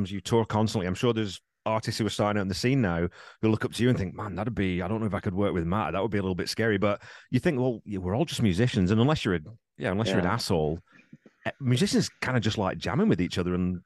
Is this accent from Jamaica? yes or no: no; United Kingdom; I'm British.